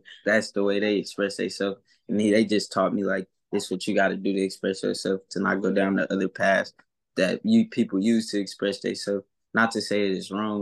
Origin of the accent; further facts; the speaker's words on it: Kansas City, Missouri, United States; All I know is Kansas City. Like, I done traveled a little bit, but my heart here.